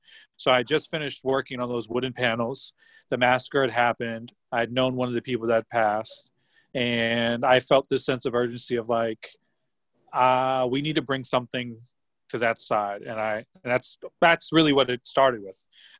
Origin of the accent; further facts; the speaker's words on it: North Carolina, United States; And I've never had any issues growing up in Brooklyn or let alone on Beatty's Ford.